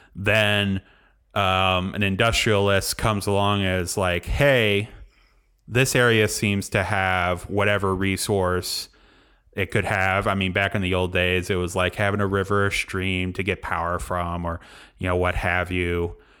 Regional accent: Galesburg, Illinois, United States; I moved back to my hometown, Galesburg, Illinois

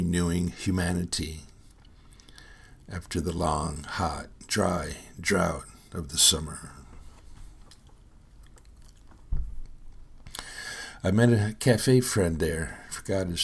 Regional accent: Fowlerville, Michigan, United States; moved away as an adult; also born or lived in Howell, Michigan; now in San Antonio, United States; I was born on September 26, 1950, at 6 a.m. in the Howell Hospital in Howell, Michigan, 8 miles down the road from the small farming town of Fowlerville, where my family lived

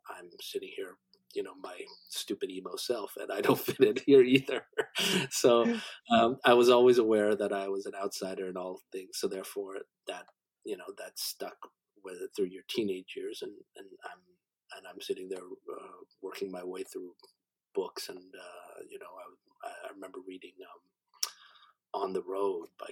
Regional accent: Canada; also born or lived in Korea; I'm an immigrant to Canada, so I always have an outsider's perspective, you know, I've had that all my life. So because I came here when I was six, to Canada

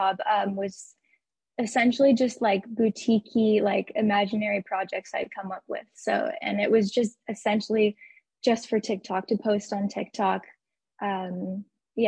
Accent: Arizona, United States; moved away as an adult; also born or lived in New Zealand; now in Dallas, United States; I'm originally from Arizona.

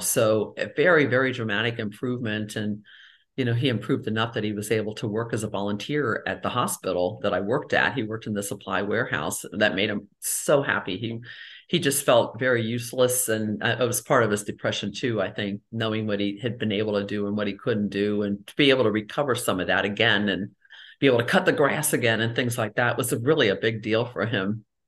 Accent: Cincinnati, Ohio, United States; moved away as an adult; also born or lived in Tampa Bay area, Florida; I grew up in Cincinnati and did a lot of my training in Cincinnati, Ohio

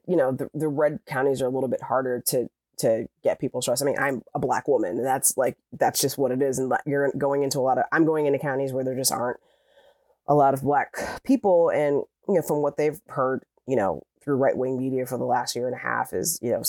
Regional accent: Midwest, United States; I lived in a Midwestern state, in a very red Midwestern state, and I grew up in the Midwest

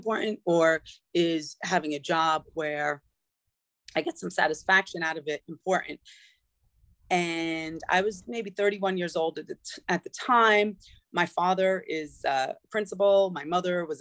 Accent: New Rochelle, New York, United States; moved away as an adult; also born or lived in Connecticut; I grew up in New Rochelle in New York

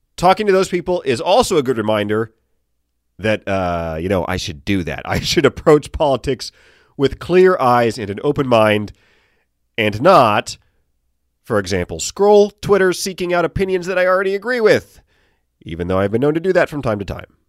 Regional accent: Chesapeake, Virginia, United States; moved away; Chesapeake, my hometown

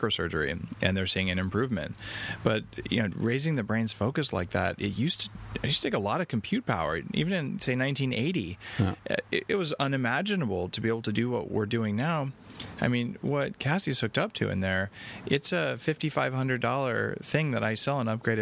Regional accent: Albuquerque, New Mexico, United States; now in Canada; I grew up in Albuquerque, New Mexico

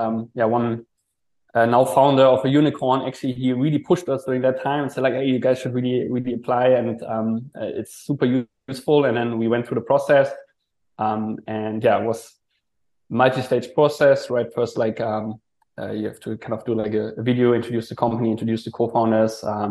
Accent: Germany; moved away as an adult; also born or lived in Hong Kong; now in Malaysia; originally I'm from Germany, did a student exchange in Hong Kong.

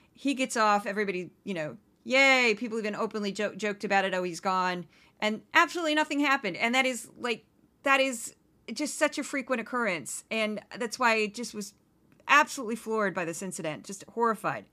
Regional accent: St. Louis, Missouri, United States; moved away as an adult; also born or lived in Brooklyn, New York; now in New York, United States; my hometown of Saint Louis

